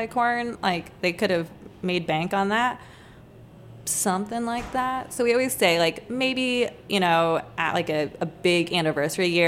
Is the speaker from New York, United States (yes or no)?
no; Lima, Ohio, United States; moved away as an adult; now in Washington, D.C. area, United States; we're both from Lima, Ohio